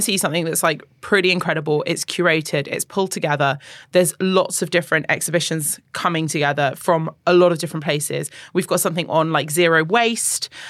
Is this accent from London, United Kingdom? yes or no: yes; London, United Kingdom; now in UAE; I grew up partially in London